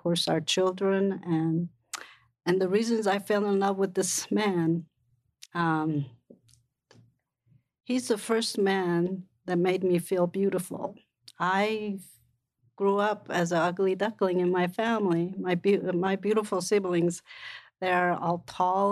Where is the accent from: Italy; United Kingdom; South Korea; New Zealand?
South Korea; now in United States; When I was growing up in Korea